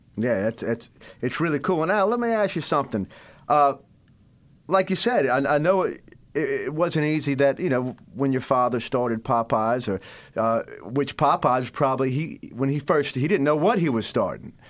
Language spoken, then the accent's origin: English; Biloxi, Mississippi, United States; I'm born and raised in Biloxi, Mississippi.